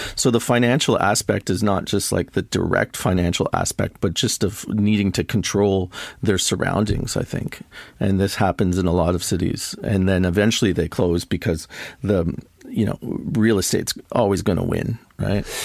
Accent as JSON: {"language": "English", "town": "Toronto", "region": "Ontario", "country": "Canada", "tie": "born or raised there", "also_born_or_lived": "Montreal / Berlin", "said": "I'm from Toronto, basically. I grew up here"}